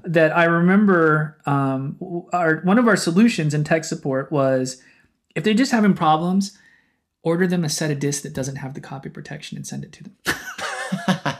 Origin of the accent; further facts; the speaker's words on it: Oklahoma City, Oklahoma, United States; moved away as an adult; growing up in Oklahoma